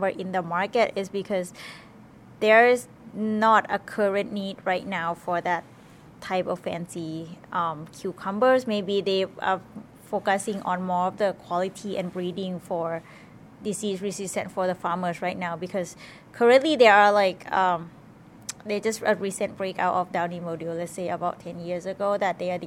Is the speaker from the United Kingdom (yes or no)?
no; Thailand; moved away as an adult; now in Madison, United States; I am from Thailand originally, but I am currently studying PhD at the University of Wisconsin-Madison